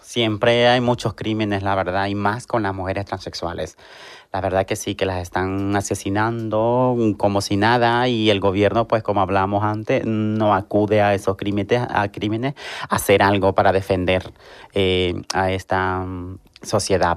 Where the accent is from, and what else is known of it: Honduras; now in Seville, Spain